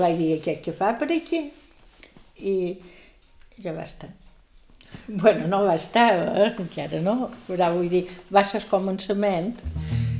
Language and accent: Catalan; Palma, Balearic Islands, Spain; also born or lived in Sant Cervera (birthplace, garbled); Jo vaig néixer a Sant Cervera perquè ma mare era cerverina, però ja vivíem a Palma